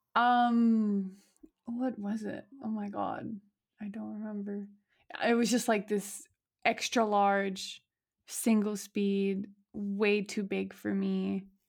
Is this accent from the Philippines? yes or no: no; Montreal, Quebec, Canada; moved away as an adult; now in Hamburg, Germany; I was born in Montreal, Canada, uh, born and raised